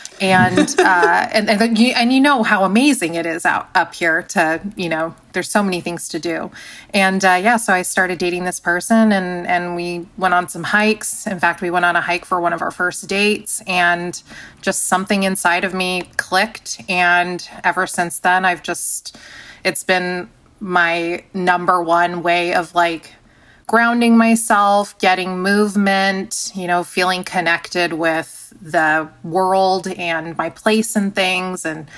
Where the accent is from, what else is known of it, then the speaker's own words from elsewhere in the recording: San Diego, California, United States; I grew up in San Diego.